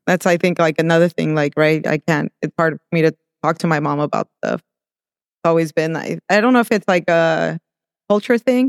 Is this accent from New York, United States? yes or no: no; El Monte, California, United States; also born or lived in Mexico / Whittier, California; And then we moved to El Monte, so that's where I really, that's where I grew up, El Monte